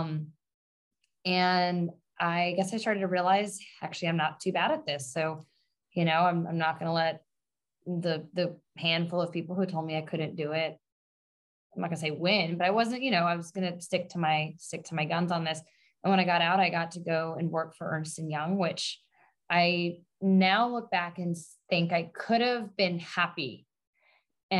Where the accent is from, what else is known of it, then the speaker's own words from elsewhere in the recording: Long Island, New York, United States; I'm born and raised on Long Island in New York